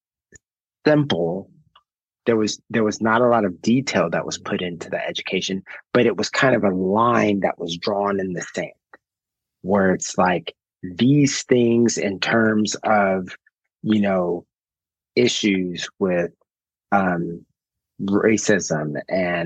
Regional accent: Anchorage, Alaska, United States; I grew up in Anchorage, Alaska, and I was schooled with that perspective

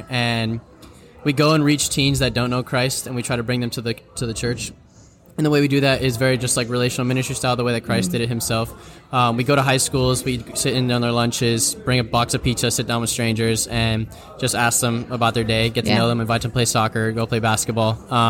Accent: Miami, Florida, United States; moved away as an adult; now in Wichita, United States; I'm not from Wichita. Sam's from Wichita. But I'm from Miami, Florida. I moved over there about 11 months ago

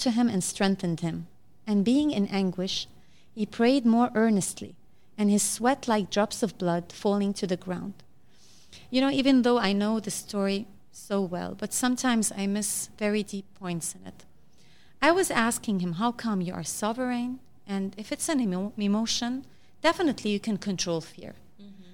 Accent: Lebanon

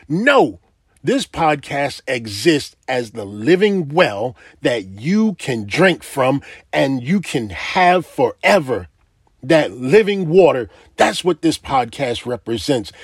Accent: United States; I am an American

